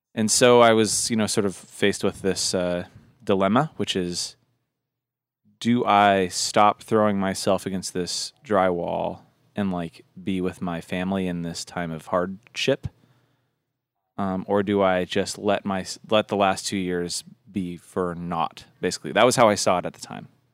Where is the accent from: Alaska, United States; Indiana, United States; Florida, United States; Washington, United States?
Washington, United States; I'm from Washington State